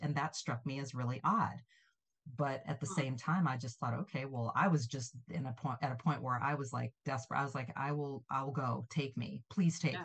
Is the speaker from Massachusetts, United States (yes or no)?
no; St. Louis, Missouri, United States; moved away as an adult; also born or lived in Los Angeles; I grew up in St. Louis